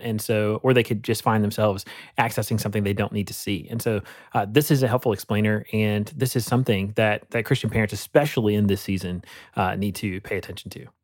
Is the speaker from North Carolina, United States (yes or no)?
yes; Rocky Mount, North Carolina, United States; my hometown, uh, in, in Rocky Mount, uh, North Carolina